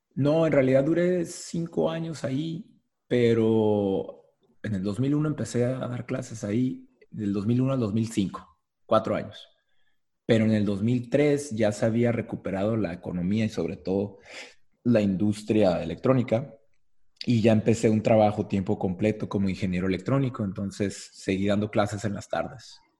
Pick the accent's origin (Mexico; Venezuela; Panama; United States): Mexico; Tijuana, Baja California; also born or lived in Guadalajara / Tours, France; toda la vida, sí, mis abuelos llegaron aquí, paternos y maternos, mis abuelos llegaron aquí, así es que ya tercera generación de Tijuana